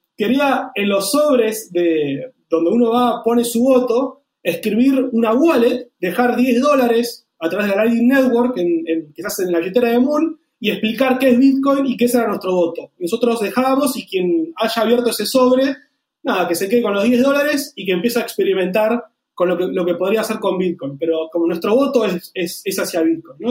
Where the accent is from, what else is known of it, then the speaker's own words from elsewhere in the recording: Argentina; nosotros como argentinos